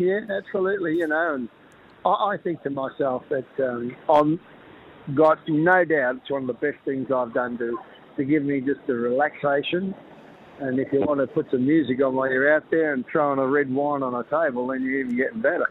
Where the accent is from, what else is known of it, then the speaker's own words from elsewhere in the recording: Melbourne, Victoria, Australia; I grew up in South Yarra, not far from the Botanic Garden